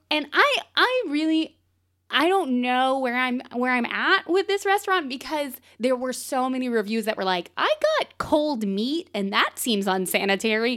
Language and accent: English; the South, United States; moved away as an adult; now in Portland, United States; I'm also from the South